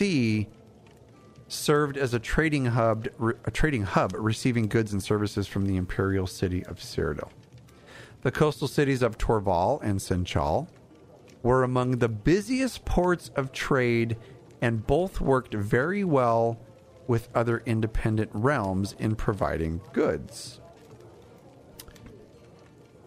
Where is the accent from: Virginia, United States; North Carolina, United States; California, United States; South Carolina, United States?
California, United States; I'm from California.